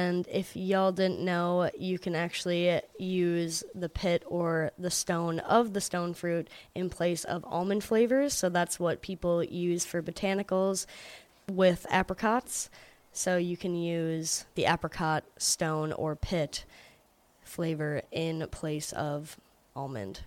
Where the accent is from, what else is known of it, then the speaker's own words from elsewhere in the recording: Georgia, United States; I was born in Georgia, so I am a Georgia peach myself